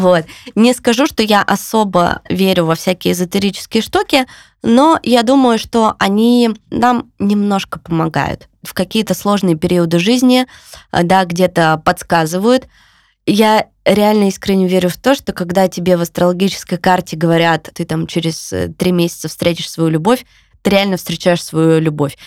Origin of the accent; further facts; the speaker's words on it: Yekaterinburg, Sverdlovsk Oblast, Russia; moved away as an adult; now in Tbilisi, Georgia; я всегда говорю, я с Урала. Ну, то есть для меня это, типа, я с Урала. Да, для меня это больше скорее гордость, чем я из Екатеринбурга